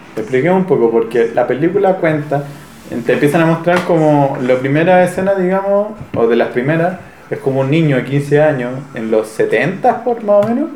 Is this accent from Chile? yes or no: yes; Chile; me dijo, ¿vos sos de Chile? dije, sí